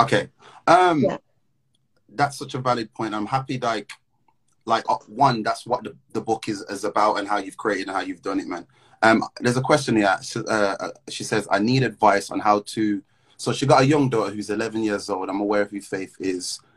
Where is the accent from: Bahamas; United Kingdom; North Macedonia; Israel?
United Kingdom; Midlands; now in London, United Kingdom; I'm from the Midlands. I live in London.